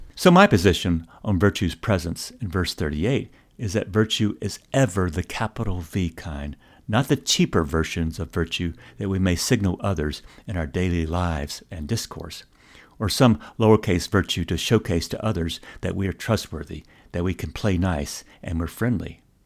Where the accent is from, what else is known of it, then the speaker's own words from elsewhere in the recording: American South, United States; growing up in the American South